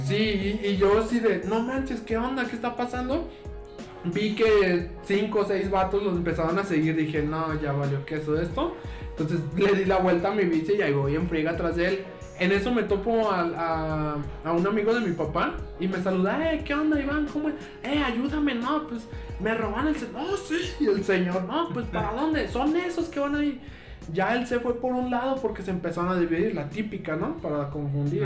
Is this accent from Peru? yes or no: no; Lagos de Moreno, Jalisco, Mexico; now in Guadalajara, Mexico; Yo vengo de Lagos de Moreno, Jalisco, que esta parte está en los Altos de Jalisco